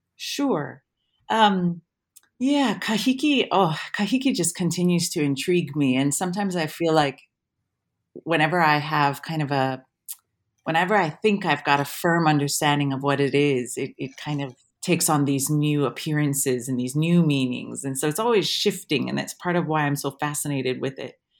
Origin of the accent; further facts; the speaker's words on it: Waimea, Hawaii, United States; moved away as an adult; now in Wellington, New Zealand; I'm from Waimea, um, on the Big Island, and so Mauna Kea is my mountain. Um, I grew up with, with the Mauna every day